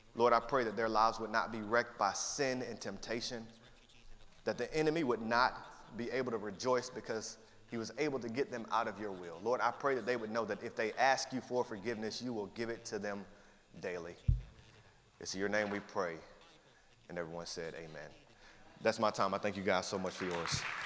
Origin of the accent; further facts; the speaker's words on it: Atlanta, Georgia, United States; moved away as an adult; I lived in Atlanta, Georgia since I was 10 years old, and for several years as I grew up there